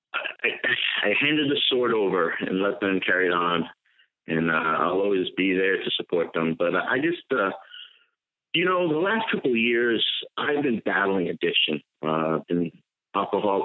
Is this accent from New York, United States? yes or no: yes; Long Island, New York, United States; moved away; also born or lived in Ohio; I'm born and raised in Long Island. I'll always be a Long Islander